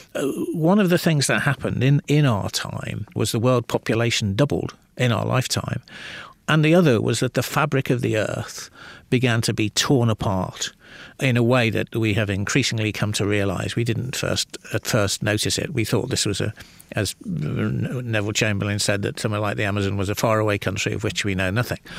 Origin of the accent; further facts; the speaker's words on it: Liverpool, North West England, United Kingdom; I grew up in the northwest of England